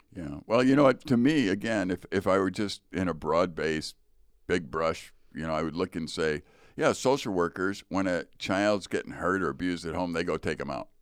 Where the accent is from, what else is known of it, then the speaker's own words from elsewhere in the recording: Chicago, Illinois, United States; growing up in Chicago